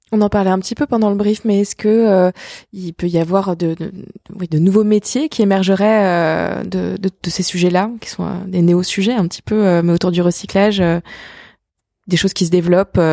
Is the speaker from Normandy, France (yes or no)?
no; Alsace, Grand Est, France; je suis pas de la région, je suis alsacienne.